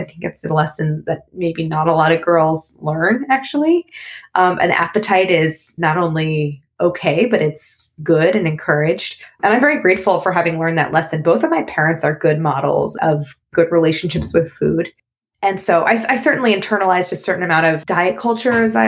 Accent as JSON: {"language": "English", "town": "St. Louis", "region": "Missouri", "country": "United States", "tie": "born or raised there", "also_born_or_lived": "Paris", "moved": "as an adult", "said": "I grew up in St. Louis, Missouri. My older sisters and I were all born and raised there."}